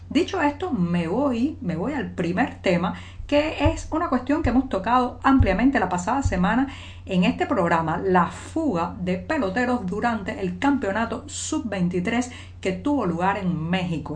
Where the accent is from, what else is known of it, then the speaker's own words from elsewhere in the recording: Cuba; cubana, periodista, ciudadana